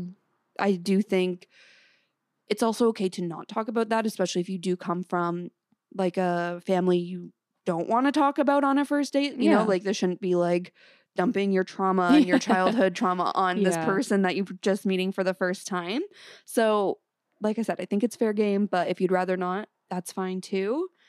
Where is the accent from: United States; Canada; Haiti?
Canada; small town outside Toronto, Ontario; now in Toronto, Canada; people must know I'm from a small town outside the city